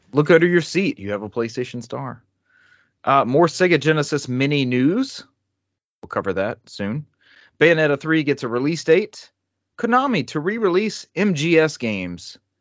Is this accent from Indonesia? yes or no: no; the South, United States; growing up in the South like I have